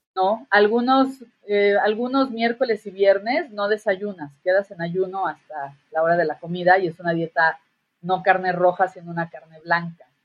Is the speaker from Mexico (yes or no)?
yes; Guerrero, Mexico; por acá de mi tierra, en Guerrero